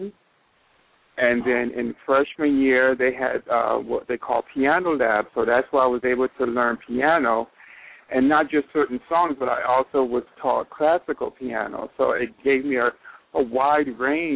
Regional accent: York, Pennsylvania, United States; I came from York, Pennsylvania, and York High was the local high school

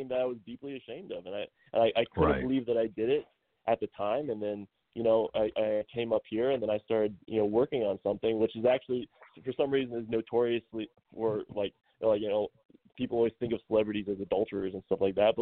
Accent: Ohio, United States; moved away as an adult; also born or lived in San Diego; now in Los Angeles, United States; growing up in Ohio

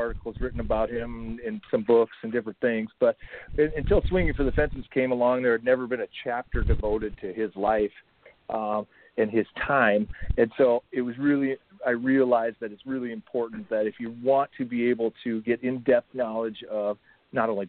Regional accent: Minnesota, United States; Black players came through my hometown and played a lot in the regions of Minnesota

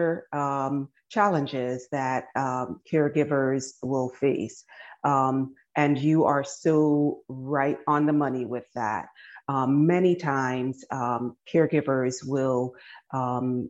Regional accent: Barbados; moved away as an adult; also born or lived in Guyana / Washington, District of Columbia, United States / New York; now in United States; I was born in Guyana and I grew up in Barbados

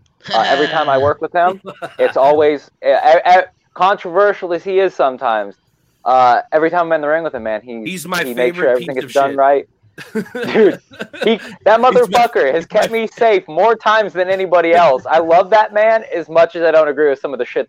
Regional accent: Wichita, Kansas, United States; also born or lived in New York City, New York; Wichita. I'm born and bred to be here. I was born in Manhattan. We moved out here at a young age. And this place became my home

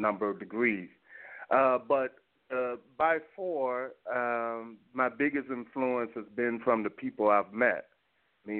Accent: Little Rock, Arkansas, United States; moved away as an adult; now in Morocco; I was born in Little Rock, Arkansas

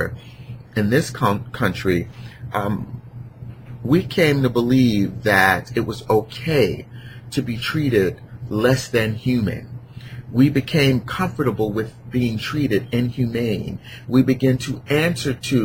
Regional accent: Newark, New Jersey, United States; I grew up in Newark

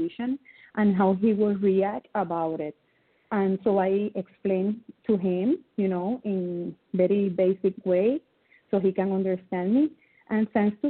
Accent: Ponce, Puerto Rico; first language Spanish; English is a second language; I'm from Puerto Rico. Puerto Rico is a little island in the Caribbean Sea. My first language is Spanish

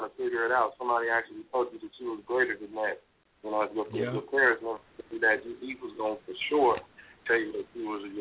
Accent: Oakland, California, United States; moved away; also born or lived in Sacramento / Utah; I was born and raised in East Oakland, you know what I'm saying, East Oakland, California

